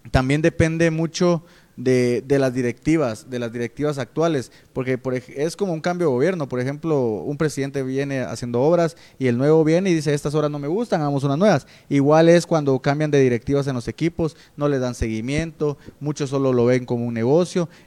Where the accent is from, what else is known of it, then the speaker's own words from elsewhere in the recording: Guatemala; creo que lo olvidamos como típico Chapín y creo que es bueno volverlo a tocar para refrescar la memoria